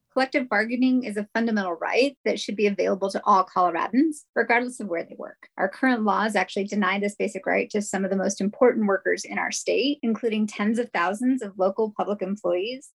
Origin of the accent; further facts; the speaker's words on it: Indiana, United States; moved away as an adult; now in Denver, United States; my home state of Indiana